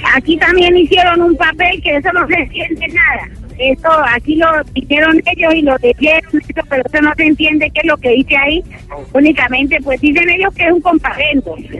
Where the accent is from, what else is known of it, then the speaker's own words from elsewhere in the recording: Cali, Valle del Cauca, Colombia; moved away; yo llevo 30 años aquí, pero yo no soy de acá. Yo, yo trabajo para conseguir un pasaje precisamente de pronto para irme ya para mi tierra, que es Cali